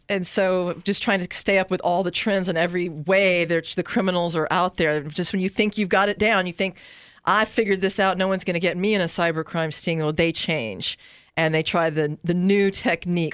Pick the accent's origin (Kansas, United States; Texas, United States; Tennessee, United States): Texas, United States; San Antonio; also born or lived in Houston; I grew up in San Antonio, Texas, and, uh, moved to Houston to go to law school